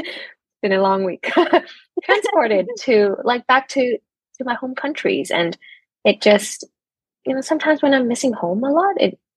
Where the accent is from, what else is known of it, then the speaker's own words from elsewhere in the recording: Hong Kong; also born or lived in Taiwan; now in Kuala Lumpur, Malaysia; I'm living currently in Malaysia, but I'm actually originally from Hong Kong and my mom is from Taiwan.